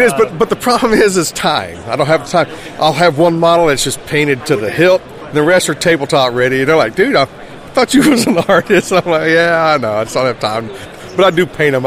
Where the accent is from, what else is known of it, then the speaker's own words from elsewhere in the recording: South Carolina, United States; I'm from South Carolina